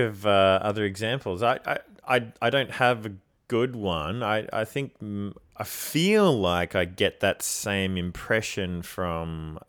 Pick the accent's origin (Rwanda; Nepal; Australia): Australia; Canberra, Australian Capital Territory; I grew up in Canberra. You know, when you turn 14, you have to choose between smack or weed.